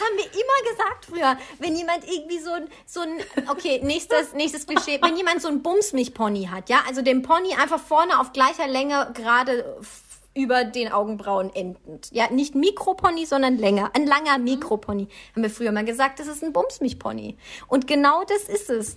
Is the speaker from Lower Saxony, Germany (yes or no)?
no; Baden-Württemberg, Germany; ich bin ein Schwabe